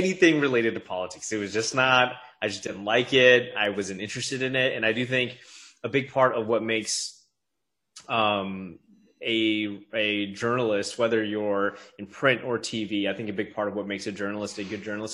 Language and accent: English; Minneapolis, Minnesota, United States; moved away as an adult; also born or lived in Eugene, Oregon / Virginia Beach, Virginia; now in Atlanta, United States; I'm originally from Minneapolis, born and raised, went to college in the Twin Cities.